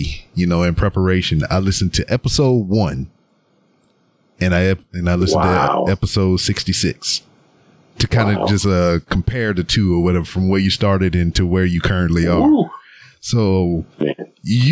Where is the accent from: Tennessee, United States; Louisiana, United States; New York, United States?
Louisiana, United States; Lake Charles; moved away as an adult; now in Houston, United States; I'm from Louisiana and I lived there 18 years of my life